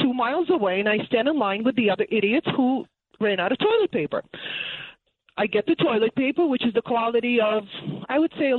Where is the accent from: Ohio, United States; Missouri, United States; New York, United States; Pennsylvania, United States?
New York, United States; Brooklyn; now in Great Neck, United States; I'm a New Yorker through and through. Even though I moved to Great Neck